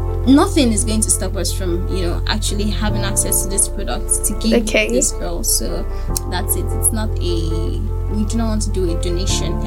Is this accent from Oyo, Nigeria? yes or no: yes; Ibadan, Oyo, Nigeria; I'm an Ibadan girl. I'm not from Ibadan, but I was born and bred here, and I'm schooling here.